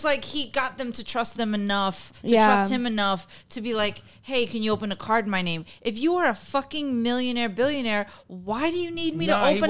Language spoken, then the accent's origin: English; New York, United States; I'm a New Yorker.